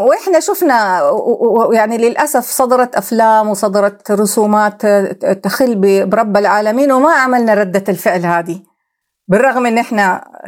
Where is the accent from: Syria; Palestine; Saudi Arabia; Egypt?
Saudi Arabia; احنا كدوله سعوديه